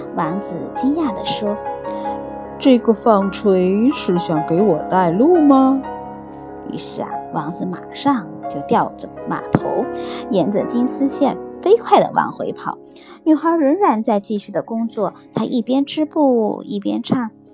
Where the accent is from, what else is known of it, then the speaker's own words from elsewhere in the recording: China; now in Australia; 我们中国人